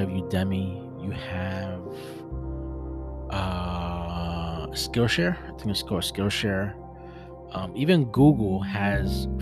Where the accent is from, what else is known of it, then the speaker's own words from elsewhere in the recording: New York City, New York, United States; I'm an OG from Brooklyn